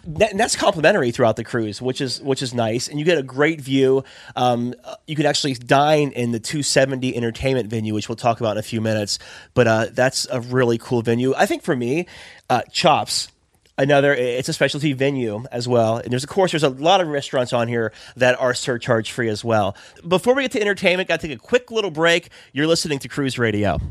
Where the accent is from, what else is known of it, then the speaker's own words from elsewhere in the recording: Florida, United States; I'm from Florida